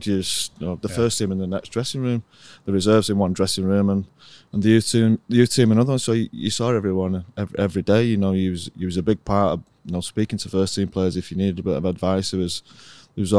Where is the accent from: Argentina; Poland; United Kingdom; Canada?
United Kingdom; Middleton, North West England; also born or lived in Salford; I was born in Salford when I only lived there till I was about 2 years of age, I think, and then I was Middleton